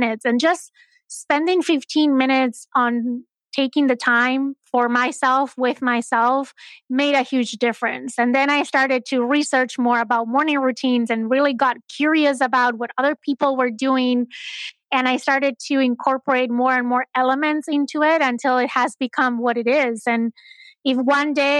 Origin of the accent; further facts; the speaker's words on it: Spain; moved away; I'm originally from Spain